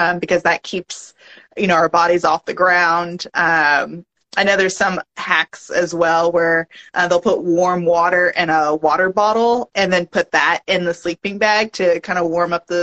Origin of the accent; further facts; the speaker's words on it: Long Beach, California, United States; moved away; also born or lived in Bay Area, California; I had grown up in Long Beach, California